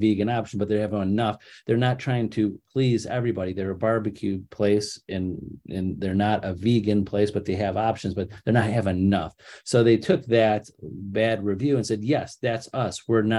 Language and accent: English; Cleveland, Ohio, United States; I can't sell in Columbus. I'm from Cleveland. I have no idea what that market is.